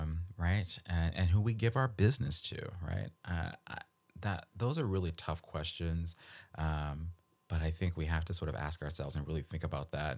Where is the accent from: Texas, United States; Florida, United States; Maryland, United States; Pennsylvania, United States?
Maryland, United States; Baltimore; moved away; I grew up in Baltimore